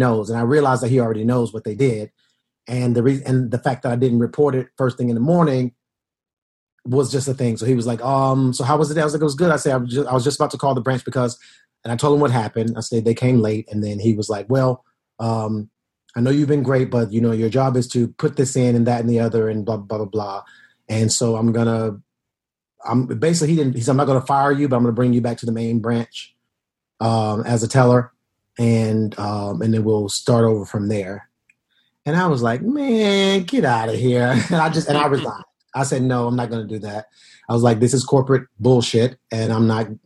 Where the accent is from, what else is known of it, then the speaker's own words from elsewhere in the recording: Decatur, Georgia, United States; moved away as an adult; now in New York, United States; I grew up in Decatur